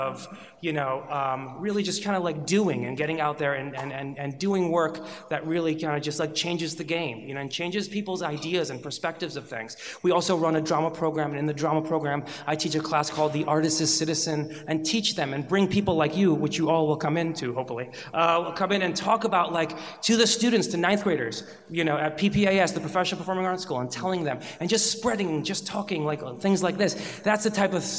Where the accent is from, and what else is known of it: Chicago, Illinois, United States; born or raised there; also born or lived in Iran